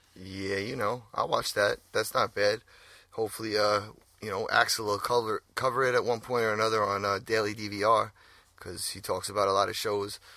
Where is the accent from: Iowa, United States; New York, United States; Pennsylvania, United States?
New York, United States; we're from New York.